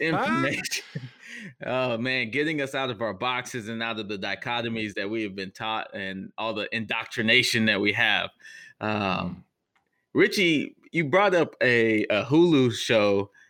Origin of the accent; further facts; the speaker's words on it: Texas, United States; I'm from Texas